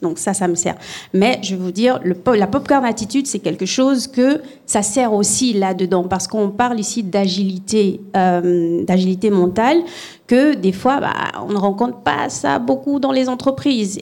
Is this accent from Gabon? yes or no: yes; Gabon; moved away; Moi, je viens du Gabon. Et je suis métisse gabonaise, camerounaise